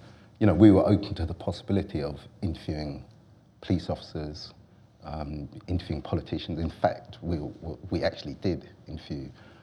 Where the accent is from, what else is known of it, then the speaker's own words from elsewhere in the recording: London, United Kingdom; as a Londoner, who saw large parts of my city in flames the year before